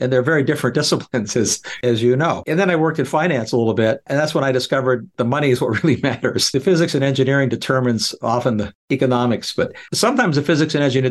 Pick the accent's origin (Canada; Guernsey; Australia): Canada; moved away as an adult; being a Canadian, growing up where it got much colder than 20 degrees below zero, it's one of the reasons, other than finding a job, that I left Canada years ago